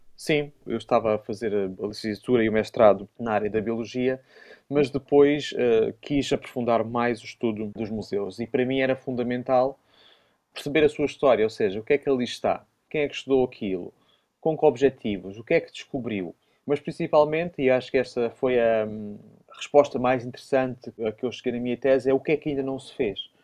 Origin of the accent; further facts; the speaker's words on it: Évora, Alentejo, Portugal; now in Porto, Portugal; de Évora, da minha cidade natal